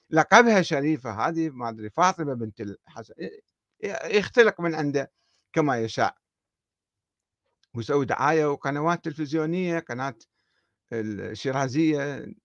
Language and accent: Arabic; Iraq; وراحت الآن باقي شنو عندنا في العراق باقي قبور قبور الأئمة الاثنى عشر